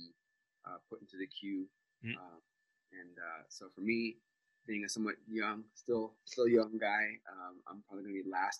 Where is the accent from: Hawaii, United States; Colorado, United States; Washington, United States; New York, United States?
Colorado, United States; Pueblo; Originally from the United States, from Colorado, actually, from a small town, Pueblo, which means small town in Spanish, and basically grew up in the Unite